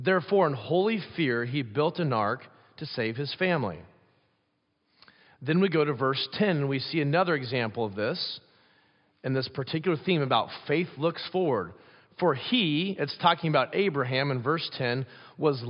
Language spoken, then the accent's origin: English; Pella, Iowa, United States; moved away; growing up in Pella, Iowa